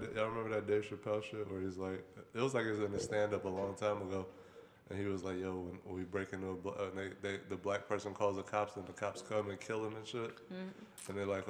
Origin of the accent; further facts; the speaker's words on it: Pennsylvania, United States; I'm from Montgomery County.